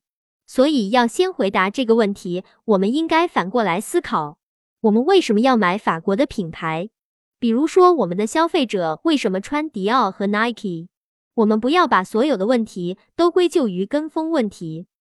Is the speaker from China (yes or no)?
yes; China; 我们中国人又是如何看待中国品牌的？